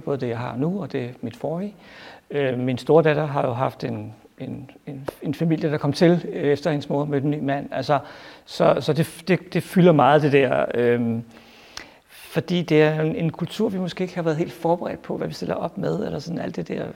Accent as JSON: {"language": "Danish", "town": "Albertslund", "region": "Capital Region of Denmark", "country": "Denmark", "tie": "born or raised there", "said": "Jeg voksede op i Abbaslund, tæt på Fridsøs Lilles fængsel"}